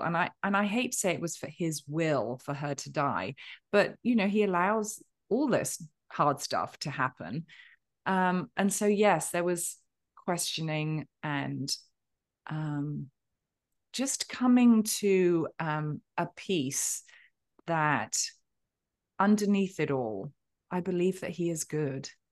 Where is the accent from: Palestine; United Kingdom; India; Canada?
United Kingdom; I'm a Brit with a stiff and perfectly waxed upper lip